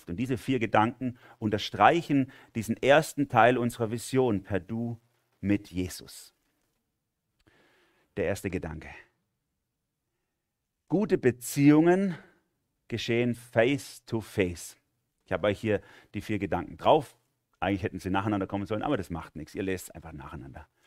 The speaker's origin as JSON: {"language": "German", "region": "Baden-Württemberg", "country": "Germany", "accent": "Swabian", "said": "dann versuche ich meinen schwäbischen Dialekt zu verstecken"}